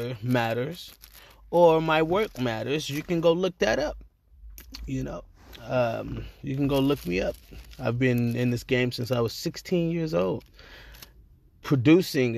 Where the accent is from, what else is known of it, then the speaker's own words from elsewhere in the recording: Los Angeles, California, United States; I am from Los Angeles, California